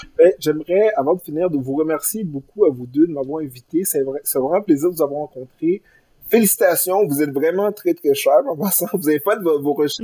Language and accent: French; Granby, Quebec, Canada; moved away as an adult; also born or lived in Haiti (origin/ancestry); now in Montreal, Canada; je viens de Granby, je viens d'une, je viens d'une ville qui avait, à l'époque, 95% de population blanche francophone